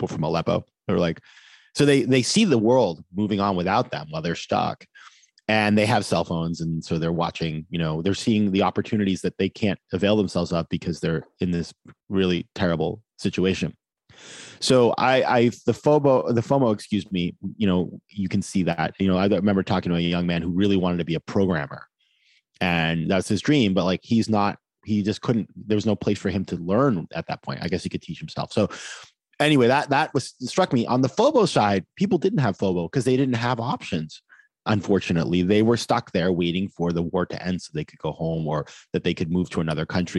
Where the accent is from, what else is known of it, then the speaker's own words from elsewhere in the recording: Maine, United States; moved away; I was at my hometown in Maine